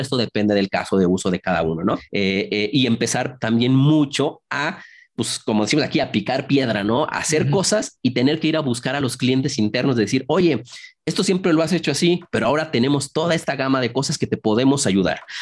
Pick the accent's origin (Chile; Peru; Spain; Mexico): Mexico; yo estoy en México, soy originario aquí de México